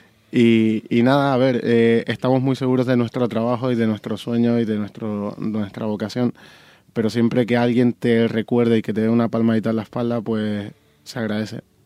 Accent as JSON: {"language": "Spanish", "area": "Tenerife", "region": "Canary Islands", "country": "Spain", "moved": "yes", "lives_now": "Madrid, Spain", "said": "yo soy de Tenerife"}